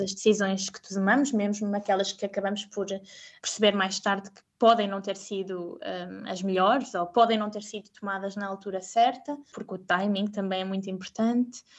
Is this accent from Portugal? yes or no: yes; Portugal; moved away as an adult; also born or lived in Spain; now in Zurich, Switzerland; sendo portuguesa